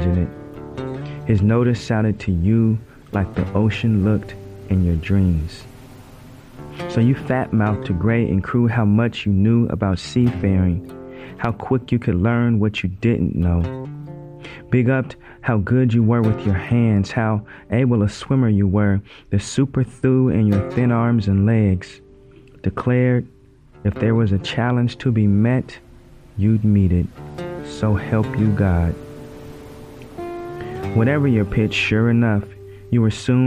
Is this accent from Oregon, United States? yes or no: yes; Oregon, United States; my home state, Oregon